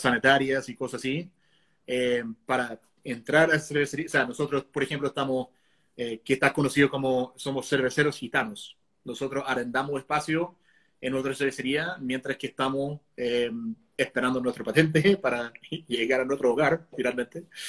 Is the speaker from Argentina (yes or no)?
no; Connecticut, United States; moved away as an adult; now in Chile; Es como en mi estado, por ejemplo, Connecticut, que es chiquitito, cuando yo me fui de Connecticut